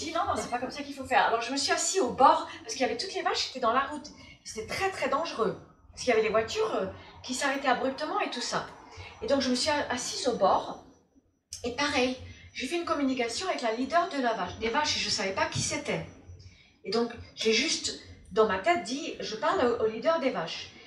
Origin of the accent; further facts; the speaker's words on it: Formentera, Balearic Islands, Spain; moved away; also born or lived in United States / France; Je suis née aux États-Unis et euh, j'étais élevée, en, quand j'étais petite, on est venu euh, en Europe, j'étais élevée dans une île, de la Formentera, dans les Baléares, entre Formentera et, la France